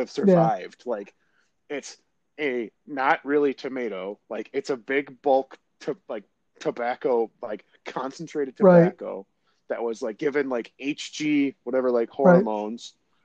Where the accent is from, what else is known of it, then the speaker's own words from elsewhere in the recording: the North, Northern United States, United States; as a Northerner